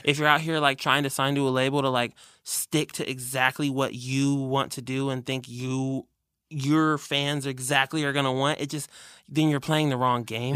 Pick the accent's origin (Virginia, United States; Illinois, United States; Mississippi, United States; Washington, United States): Washington, United States; Burien; technically it's outside of Seattle. It's where I grew up in Berrien